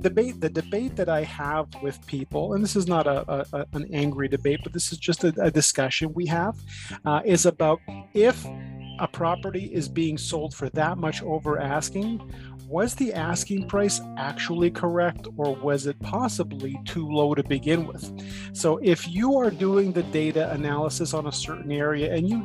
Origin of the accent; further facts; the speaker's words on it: Toronto, Ontario, Canada; also born or lived in East York; now in Toronto, Canada; Having grown up in Scarborough, I was born in Scarborough, grew up there. I've since moved to the East York area